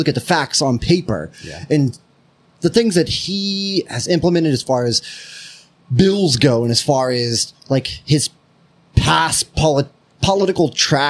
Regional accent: United States; as an American

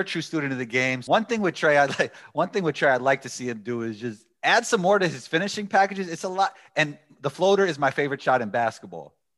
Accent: New York, United States; I am a guy from New York.

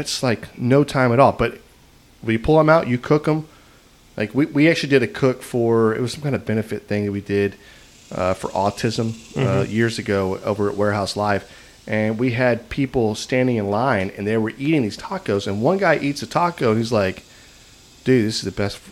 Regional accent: Texas, United States; we're from Texas.

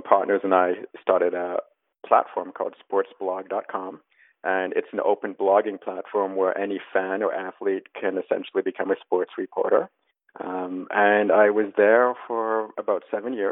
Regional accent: Canada; accent: Canadian; moved away as an adult; now in New York, United States; I am Canadian, hence my accent, but I've been living in New York and the States most of my adult life

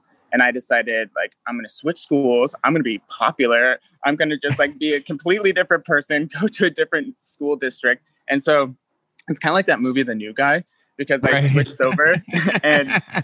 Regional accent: Boulder, Colorado, United States; moved away as an adult; now in San Diego, United States; So I grew up originally, I'm from Boulder, Colorado. And I was there until I was almost 22.

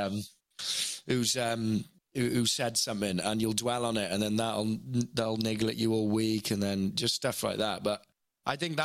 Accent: Wales, United Kingdom; moved away; growing up in Wales and in a working-class family and a comprehensive Welsh school

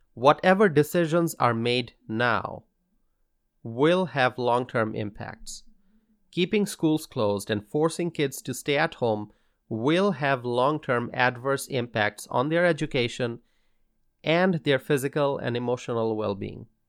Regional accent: Wisconsin, United States; In my home state of Wisconsin

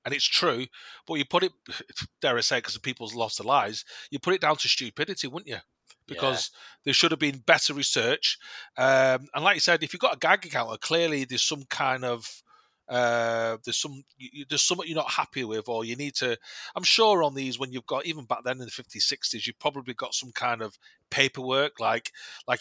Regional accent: Manchester, North West England, United Kingdom; we're all from Manchester

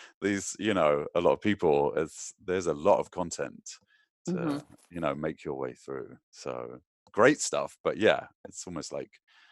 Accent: United Kingdom; I'm British

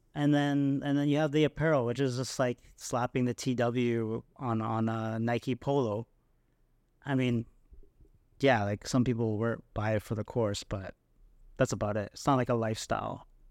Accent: Canada; being Canadian

